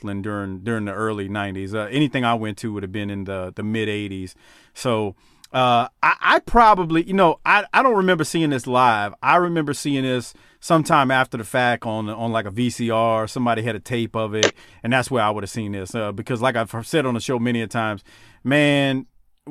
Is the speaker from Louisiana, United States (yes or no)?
yes; New Orleans, Louisiana, United States; I grew up in Gentilly, not that close to the lake, though